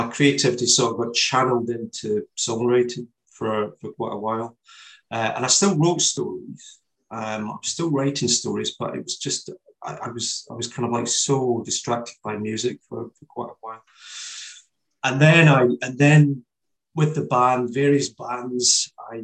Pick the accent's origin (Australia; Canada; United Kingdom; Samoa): United Kingdom; Kilsyth, Scotland; Kilsyth is my hometown, which is where my books are based